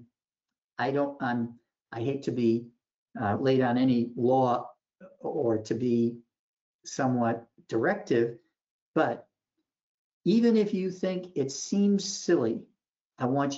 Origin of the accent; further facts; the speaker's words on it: Boston, Massachusetts, United States; I'm from Boston